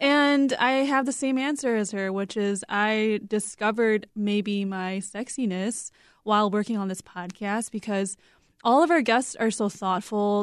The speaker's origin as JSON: {"language": "English", "country": "United States", "said": "we are three Korean American women"}